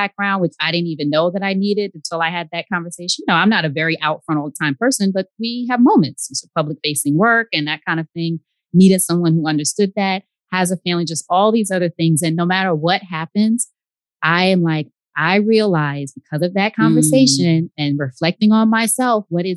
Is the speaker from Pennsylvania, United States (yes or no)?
no; New York, United States; now in Georgia, United States; I'm from New York. He's from New York. We're both here in Georgia.